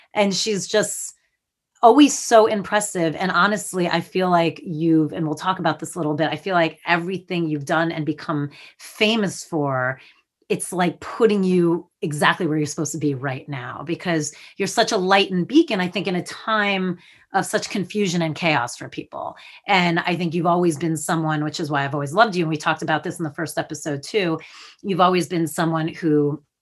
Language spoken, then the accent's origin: English; New Jersey, United States; I'm from Jersey.